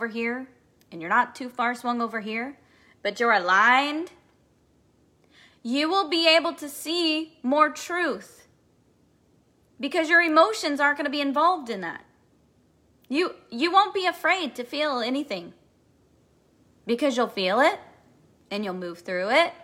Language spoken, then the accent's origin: English; Kansas City, Missouri, United States; I am from Kansas City, Missouri, the heart of America